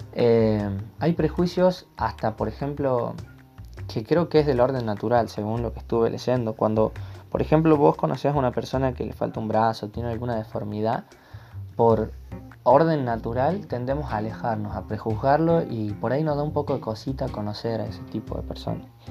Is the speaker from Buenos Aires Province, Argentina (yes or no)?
no; Termas de Río Hondo, Santiago del Estero, Argentina; soy de Termes Riondo, Santiago del Estero, Argentina